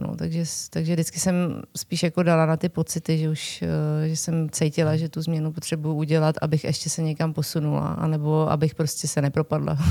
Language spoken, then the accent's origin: Czech; Liberec, Liberec Region, Czechia; also born or lived in Jablonec nad Nisou; já jsem teda původně z Liberce